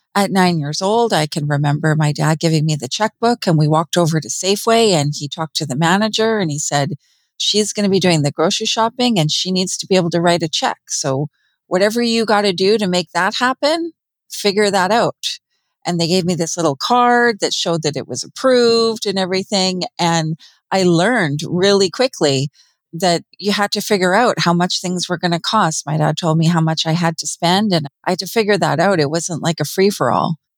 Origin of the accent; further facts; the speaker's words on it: Vancouver, British Columbia, Canada; now in rural British Columbia, Canada; I grew up in Vancouver, British Columbia